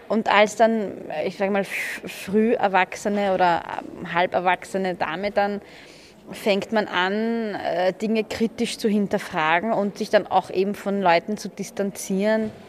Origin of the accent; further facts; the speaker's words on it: Vienna, Austria; Ich bin in Floridsdorf aufgewachsen im 21. Dort war ich die ersten ähm, elf Jahre meines Lebens.